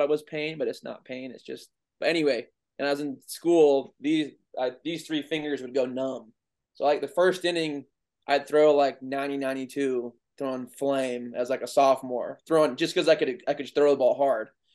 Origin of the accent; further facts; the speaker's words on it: Goldsboro, North Carolina, United States; also born or lived in Raleigh, North Carolina; I grew up in Goldsboro, North Carolina for 10 years. Lived with my grandparents, then moved to the big city of Raleigh, North Carolina